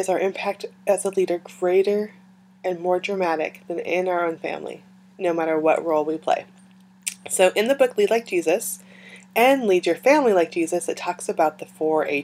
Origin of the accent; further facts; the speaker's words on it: California, United States; moved away; I grew up in California, I was born there